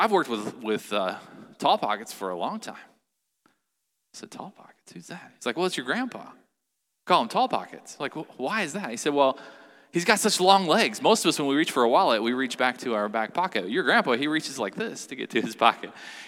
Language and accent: English; Chillicothe, Ohio, United States; I had the opportunity to work in a factory in my hometown, Chillicothe, Ohio